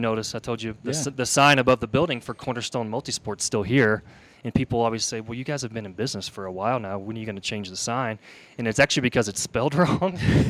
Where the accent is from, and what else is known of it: Kentucky, United States; born or raised there; moved away as an adult; now in Palmer Lake, United States